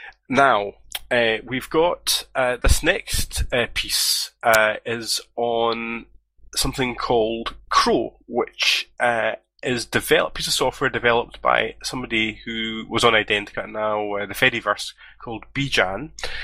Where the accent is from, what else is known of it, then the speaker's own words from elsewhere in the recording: Scots, Scotland, United Kingdom; we both agreed as Scots